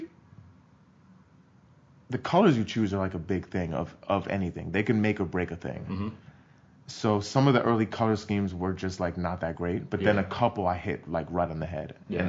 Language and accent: English; New York City, New York, United States; because I grew up in New York